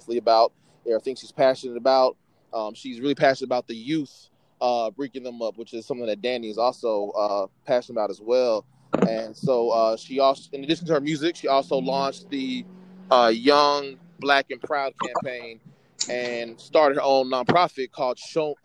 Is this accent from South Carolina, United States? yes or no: no; Atlanta, Georgia, United States; I'm from Atlanta